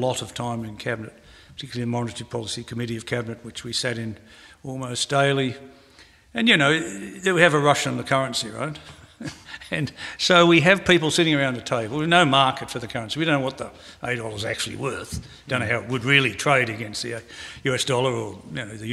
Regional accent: Australia; I'm also an Australian. So I'm an Australian first

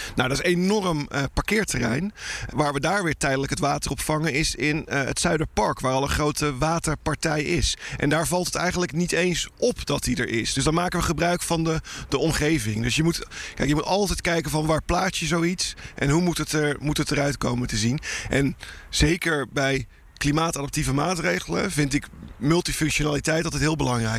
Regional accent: Rotterdam, South Holland, Netherlands; we als Nederlands in het algemeen en zeker als Rotterdammers gewend zijn dat water altijd om ons heen is

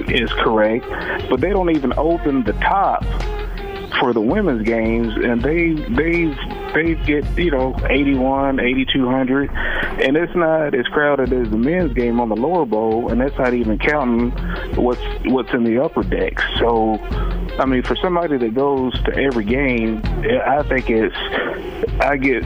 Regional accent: Jeffersonville, Indiana, United States; I'm from Jeffersonville

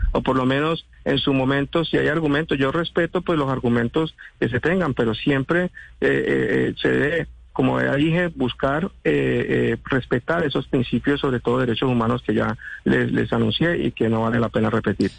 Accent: San Andrés, San Andrés and Providencia, Colombia; first language San Andrés Creole; Spanish is a second language; Yo soy un hombre raizal. Yo nací en una familia raizal, aquí hablamos español, criol

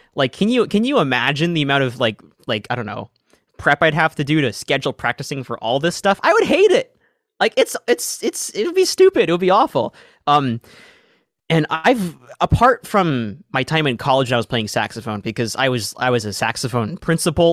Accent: Seattle, Washington, United States; I'm from Seattle, Washington

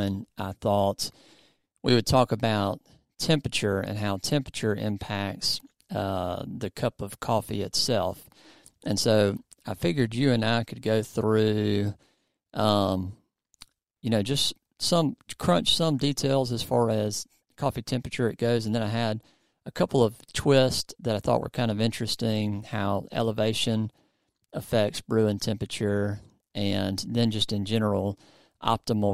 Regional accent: the South, United States; I'm from the South

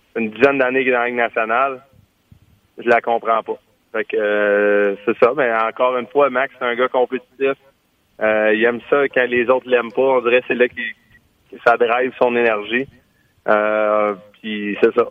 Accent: Quebec, Canada; en tant que Québécois

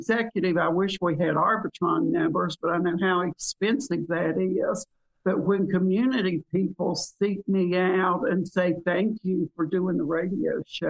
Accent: the South, Southern United States, United States; accent: Southern; English is my second language. Southern is my first. And this Southern accent has gotten me very far in business. I can make it as deep and thick as you want.

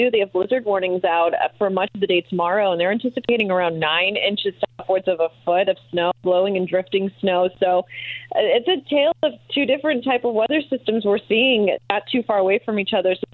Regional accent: Green Bay, Wisconsin, United States; now in Indianapolis, United States; I've been here for about five years or so, and I came from the Green Bay area area.

